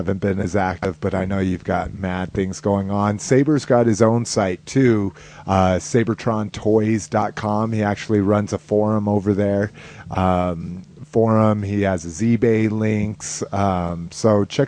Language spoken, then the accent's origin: English; Albuquerque, New Mexico, United States; moved away; also born or lived in Las Vegas, New Mexico; that's where I was born, but I grew up in Albuquerque